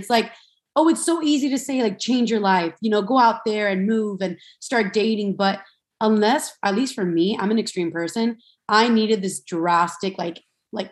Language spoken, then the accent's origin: English; Miami, Florida, United States; I'm from Miami, Florida, and I grew up like, you know, I grew up with three sisters